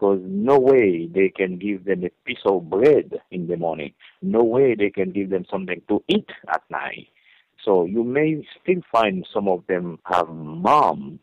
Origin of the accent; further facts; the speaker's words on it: Haiti; moved away as an adult; also born or lived in Louisville, Kentucky; now in United States; I grew up in Haiti, correct, and I come here to United States. I went to a Bible college in 1988. That's why I moved from Haiti to here.